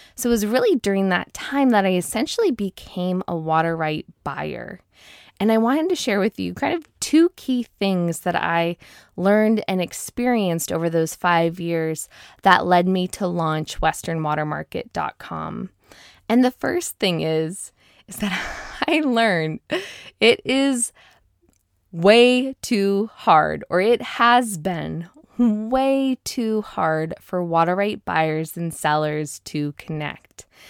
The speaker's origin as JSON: {"language": "English", "town": "Seattle", "region": "Washington", "country": "United States", "tie": "born or raised there", "moved": "as an adult", "lives_now": "Moses Lake, United States", "said": "I was born and raised in the Seattle area"}